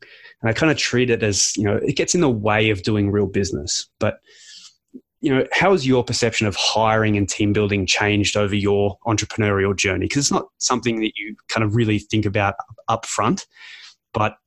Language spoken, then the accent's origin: English; Australia; as an Australian